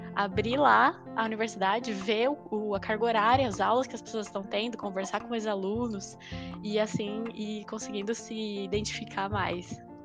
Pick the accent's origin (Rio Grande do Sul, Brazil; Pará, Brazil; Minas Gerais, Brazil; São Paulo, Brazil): São Paulo, Brazil; Ribeirão Preto; moved away as an adult; eu sou de Ribeirão Preto